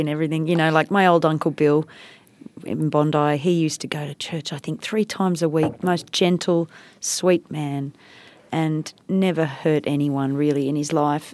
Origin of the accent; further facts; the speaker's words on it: India; moved away; I grew up in India